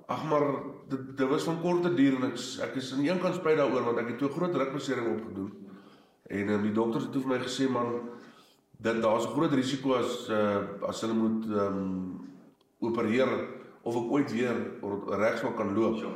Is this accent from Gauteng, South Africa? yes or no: no; Standerton, Mpumalanga, South Africa; ek is ook al die eh, die vierde generasie op op op, op Standerton. My ou grootjie het hier laat 40s, 1950s wêreld hier aangekom.